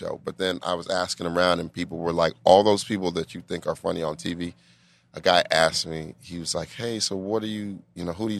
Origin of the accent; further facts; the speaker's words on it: Denver, Colorado, United States; moved away as an adult; also born or lived in New York; I'm from Denver.